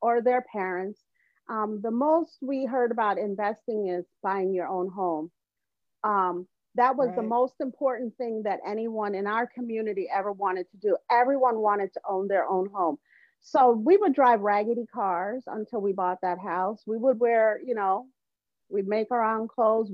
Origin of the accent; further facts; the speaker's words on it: Evanston, Illinois, United States; also born or lived in Jamaica; I grew up in a wealthy, affluent suburb